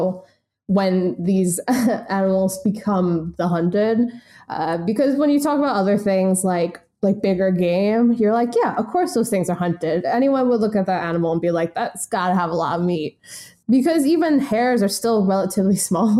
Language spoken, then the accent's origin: English; United States; speaking as an American